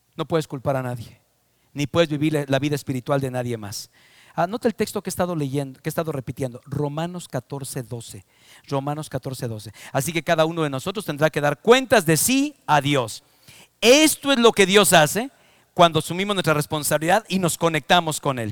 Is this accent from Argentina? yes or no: no; Mexico; Yo soy mexicano por adopción, por nacimiento, por todas las maneras y formas. Nací en México, amo a mi país